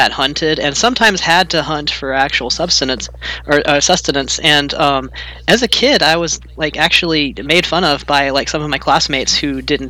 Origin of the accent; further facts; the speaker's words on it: Louisiana, United States; now in Portland, United States; I grew up in Louisiana, so I'm kind of tied to the land there